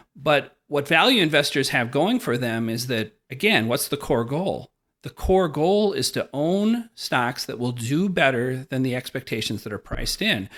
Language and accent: English; Wisconsin, United States; that classic Wisconsin farm kid experience.